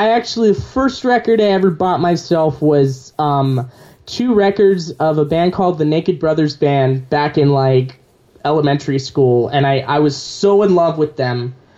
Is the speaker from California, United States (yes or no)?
yes; Visalia, California, United States; I grew up in Visalia.